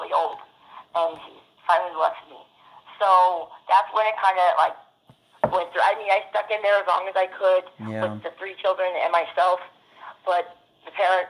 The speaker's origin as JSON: {"language": "English", "town": "Rialto", "region": "California", "country": "United States", "moved": "yes", "lives_now": "Golden Valley, United States", "said": "I'm from Rialto, California"}